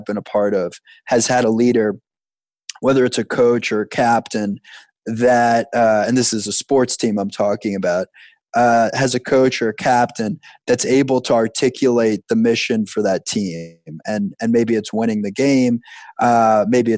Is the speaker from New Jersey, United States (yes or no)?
no; Long Island, New York, United States; I grew up on Long Island